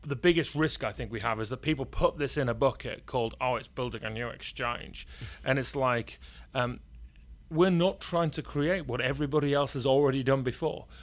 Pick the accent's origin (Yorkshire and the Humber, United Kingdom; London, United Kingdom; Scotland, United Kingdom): Yorkshire and the Humber, United Kingdom; York; accent: northern English; I was born in York, and you can probably tell by my northern English accent